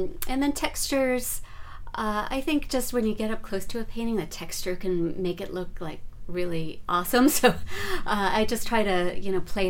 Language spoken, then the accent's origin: English; New York City, New York, United States; moved away as an adult; now in Northern California, United States; I was born and raised in New York